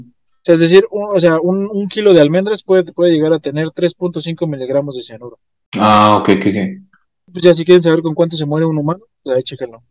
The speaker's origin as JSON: {"language": "Spanish", "country": "Mexico", "said": "nos distinguen como mexicanos"}